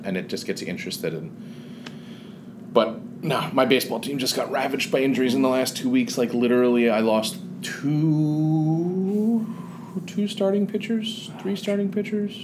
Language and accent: English; New Jersey, United States; I grew up in Jersey